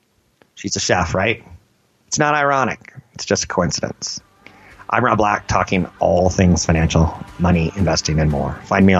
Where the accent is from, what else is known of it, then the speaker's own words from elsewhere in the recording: San Francisco, California, United States; my hometown, San Francisco.